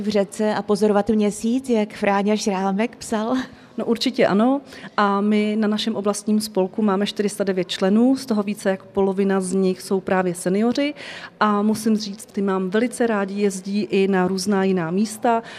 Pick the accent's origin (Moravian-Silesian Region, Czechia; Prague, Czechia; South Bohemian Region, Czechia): South Bohemian Region, Czechia; Písek; Já pocházím z Písku, bydlím nedaleko v jedné malé vesnici